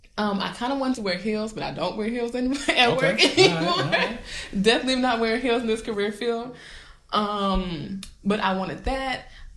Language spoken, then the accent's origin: English; Georgia, United States; I'm from Georgia. We don't drive in the snow.